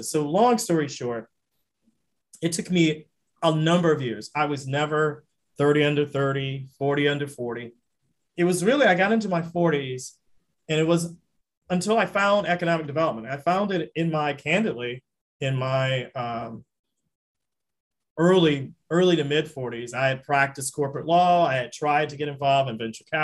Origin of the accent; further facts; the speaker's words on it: the South, United States; I loved Louisiana. I'm a Southerner.